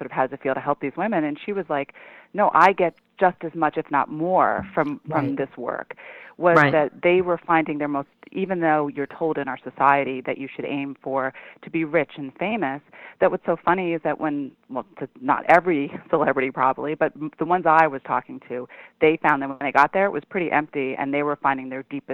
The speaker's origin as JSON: {"language": "English", "town": "New York City", "region": "New York", "country": "United States", "tie": "born or raised there", "also_born_or_lived": "Ithaca, New York", "said": "I grew up in New York City on East 79th Street"}